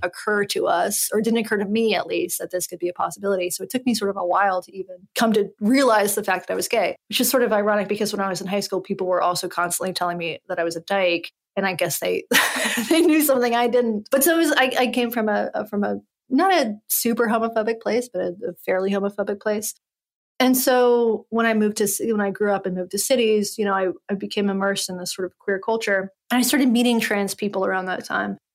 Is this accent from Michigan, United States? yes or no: no; Western North Carolina, United States; I'm from Western North Carolina